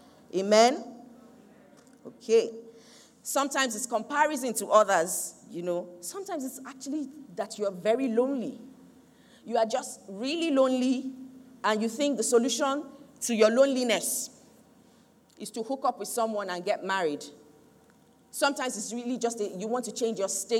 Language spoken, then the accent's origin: English; Nigeria; I am proudly Nigerian, patriotic to the core